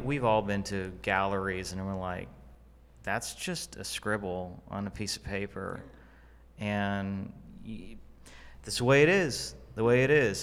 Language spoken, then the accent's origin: English; Fort Worth, Texas, United States; moved away as an adult; now in Dallas, United States; I, I'm from Fort Worth